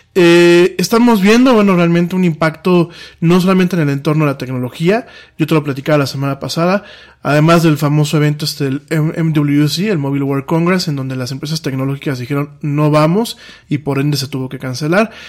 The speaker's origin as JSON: {"language": "Spanish", "country": "Mexico"}